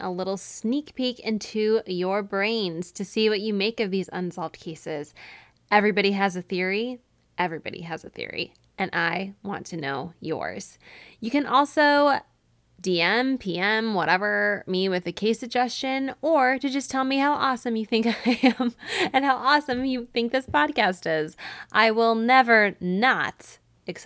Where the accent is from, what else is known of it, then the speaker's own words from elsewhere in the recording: Syracuse, New York, United States; moved away; my hometown of Syracuse, New York